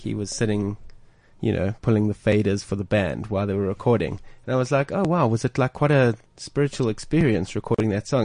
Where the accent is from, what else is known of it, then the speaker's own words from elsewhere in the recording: South Africa; we're South African